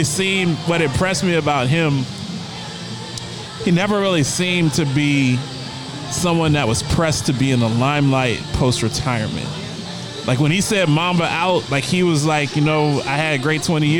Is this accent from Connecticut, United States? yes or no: no; Ohio, United States; I grew up in Ohio